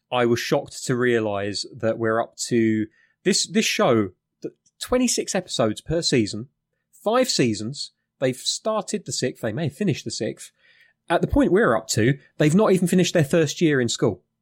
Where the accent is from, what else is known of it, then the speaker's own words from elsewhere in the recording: United Kingdom; I'm British.